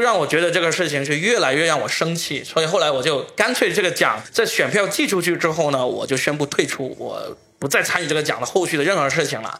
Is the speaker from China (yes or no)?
yes; Guangdong, China; accent: Guangdong (Cantonese-accented Mandarin); 我的广东口音